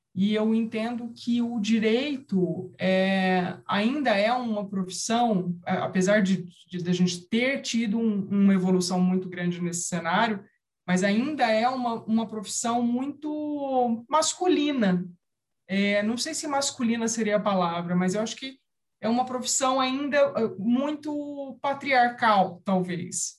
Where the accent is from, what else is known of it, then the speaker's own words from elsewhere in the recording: São José do Rio Preto, São Paulo, Brazil; eu sou nascida e criada em São José do Rio Preto